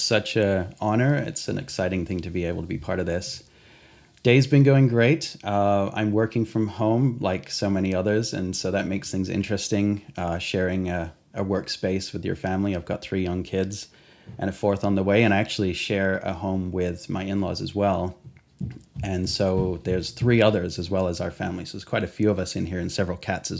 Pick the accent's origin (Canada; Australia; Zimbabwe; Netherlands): Australia; also born or lived in England; I grew up in Australia and went to Calvary's there, but eventually I ended up in Calvary Chapel, York, at the Bible College there in England.